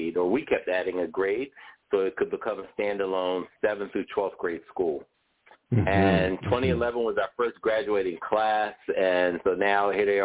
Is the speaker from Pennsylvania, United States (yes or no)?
yes; Philadelphia, Pennsylvania, United States; I grew up in West Philly, West Philadelphia, born and raised